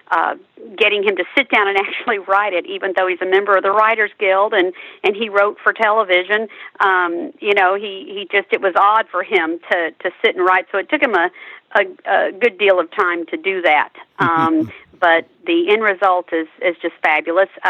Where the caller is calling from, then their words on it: Trophy Club, Texas, United States; I'm joining you from Trophy Club, Texas, which is right outside of Dallas and right outside of Fort Worth.